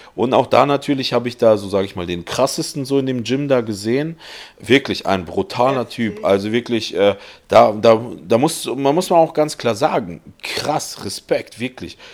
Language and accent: German; Germany; wir sind Deutsche